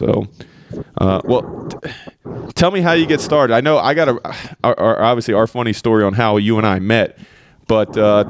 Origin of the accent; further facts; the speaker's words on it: Oklahoma, United States; born there; also born or lived in Pennsylvania / Virginia; So I was born in Oklahoma. My parents split, my mom moved back to Pennsylvania, spent time there between there and Oklahoma.